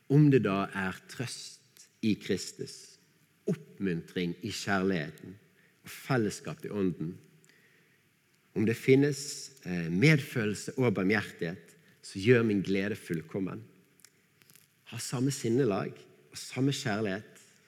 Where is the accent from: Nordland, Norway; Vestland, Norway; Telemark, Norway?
Vestland, Norway; Bergen; accent: Bergen dialect; så jeg måtte file ned dialekten min så mye som mulig